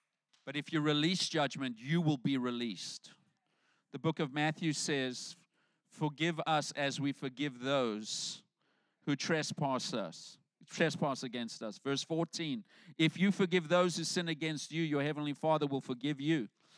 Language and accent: English; South Africa; moved away as an adult; So when I came over from South Africa, I came over with my pastor. He brought me here.